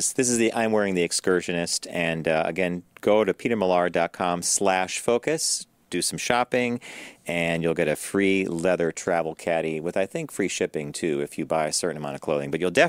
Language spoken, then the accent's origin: English; Pittsburgh, Pennsylvania, United States; Yeah. I'm from Pittsburgh. What do you want, right?